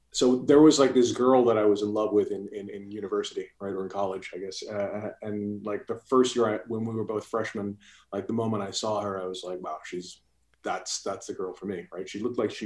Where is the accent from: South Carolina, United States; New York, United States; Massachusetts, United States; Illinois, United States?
New York, United States; New York City; moved away as an adult; also born or lived in Singapore / San Diego; So I grew up in New York City, you know, but was born and raised there.